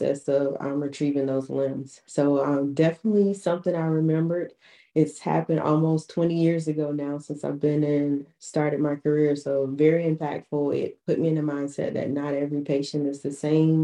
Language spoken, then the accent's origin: English; Florence, South Carolina, United States; also born or lived in Charleston, South Carolina; I'm from Florence, South Carolina originally